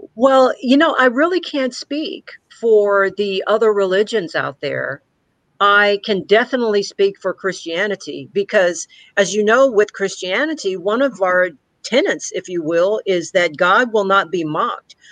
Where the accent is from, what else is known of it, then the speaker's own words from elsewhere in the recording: Victoria, Texas, United States; I grew up here in Victoria, Texas